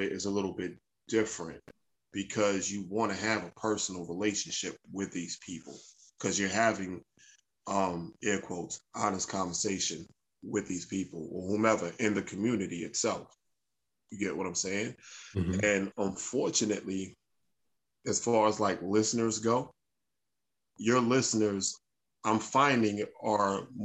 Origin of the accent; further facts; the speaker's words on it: New York City, New York, United States; I'm from Brooklyn. Right. Secondly, I'm a New Yorker